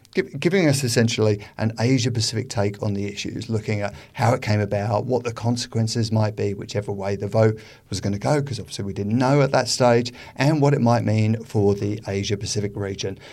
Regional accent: United Kingdom; now in Australia; as we are from Britain originally

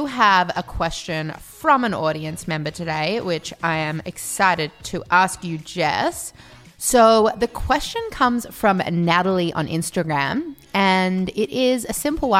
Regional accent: Melbourne, Victoria, Australia; accent: Melbourne; Okay, so it's just a Melbourne accent, I guess.

